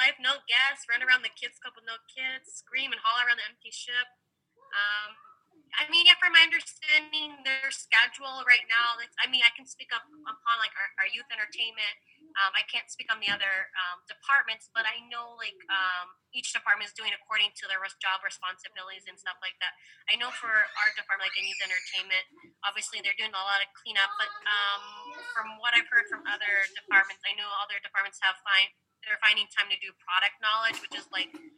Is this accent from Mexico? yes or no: no; Philippines; I'm Filipino